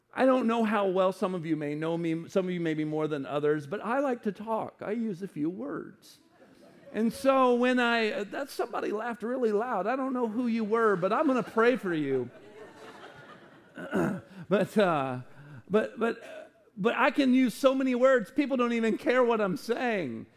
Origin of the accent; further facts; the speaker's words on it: United States; as an American